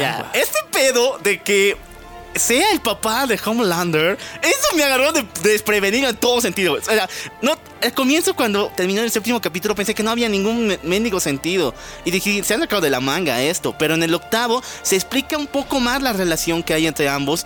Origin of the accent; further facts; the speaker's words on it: La Paz, Bolivia; nuestra querida ciudad, La Paz, Bolivia. Ya saben, somos bolivianos